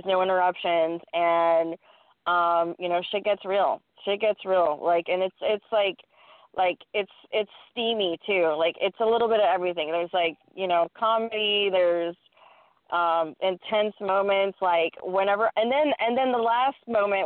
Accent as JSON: {"language": "English", "region": "Texas", "country": "United States", "said": "I sound like from Texas. I'm from Texas"}